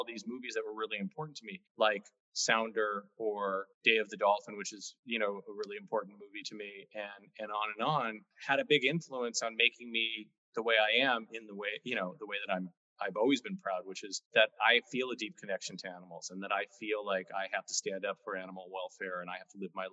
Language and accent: English; Los Angeles, California, United States; I grew up in the San Fernando Valley in Encino, near sort of on the border of Tarzana